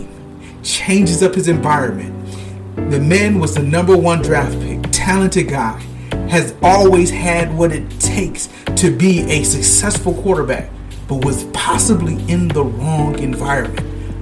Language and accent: English; Michigan, United States; I'm from Michigan, born and raised